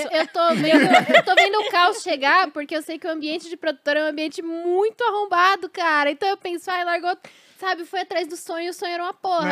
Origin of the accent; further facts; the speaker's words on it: São Paulo, Brazil; como paulistana